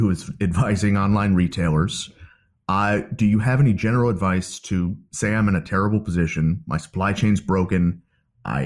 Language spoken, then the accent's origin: English; United States; as an American